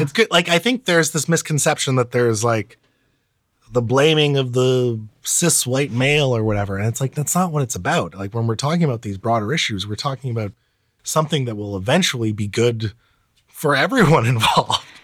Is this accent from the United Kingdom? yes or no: no; Karachi, Sindh, Pakistan; moved away; my place of birth, 'cause I was born in Karachi.